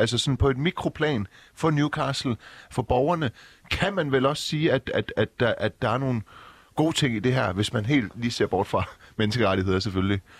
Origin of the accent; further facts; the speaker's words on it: Silkeborg, Central Denmark Region, Denmark; also born or lived in Iran; Jeg er oprindeligt fra Silkeborg.